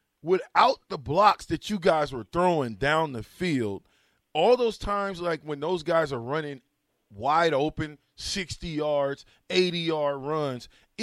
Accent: Nebraska, United States; I'm from Nebraska

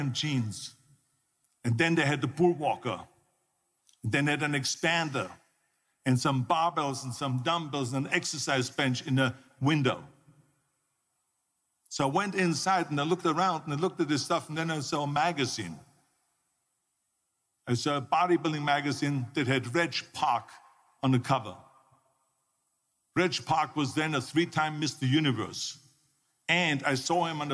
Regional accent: Austria; born or raised there; moved away

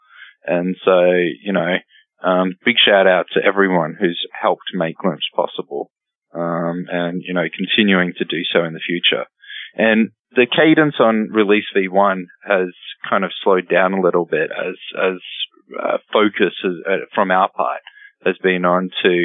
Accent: Brisbane, Queensland, Australia; moved away as an adult; I moved from Australia to here

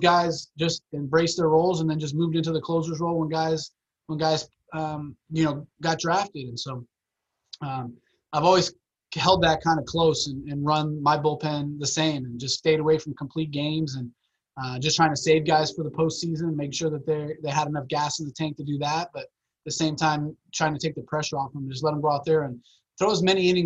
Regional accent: Miami, Florida, United States; now in Orlando, United States; growing up in Miami

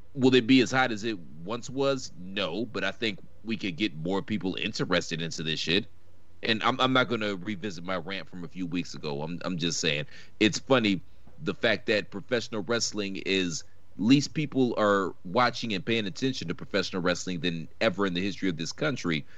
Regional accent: Virginia, United States; I, I grew up in Virginia

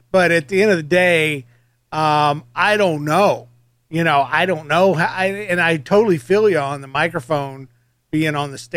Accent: Georgia, United States; I'm from Georgia as well

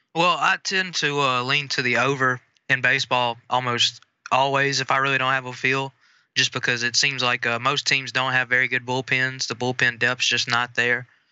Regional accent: Mississippi, United States; I'm from the great state of Mississippi

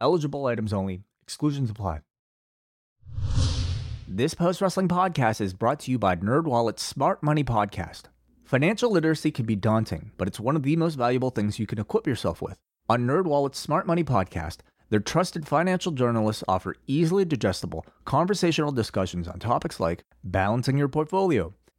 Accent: Canada; It's great being Canadian.

